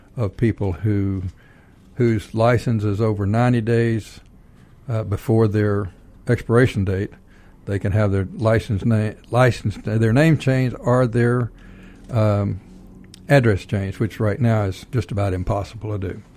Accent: Texas, United States; now in Georgia, United States; I'm from Texas

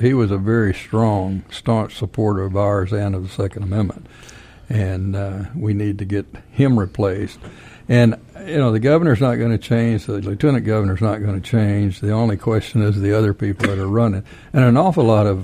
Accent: Texas, United States; I'm from Texas

